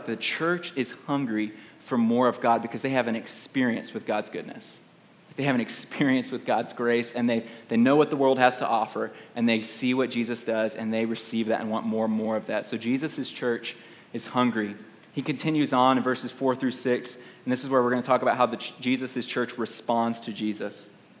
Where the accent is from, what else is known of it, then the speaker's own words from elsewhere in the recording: Houston, Texas, United States; Like, I grew up in Houston, Texas, and I love Mexican food.